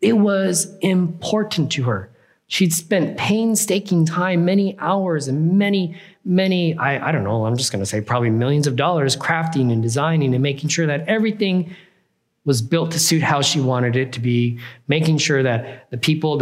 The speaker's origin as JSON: {"language": "English", "region": "California", "country": "United States"}